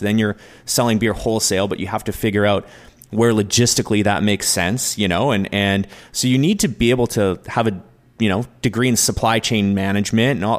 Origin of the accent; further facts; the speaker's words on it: New Westminster, British Columbia, Canada; we're both from New West